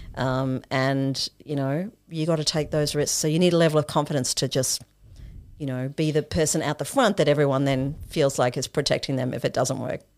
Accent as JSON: {"language": "English", "country": "Australia", "tie": "born or raised there", "also_born_or_lived": "Zimbabwe", "said": "My family immigrated to Australia for a better life"}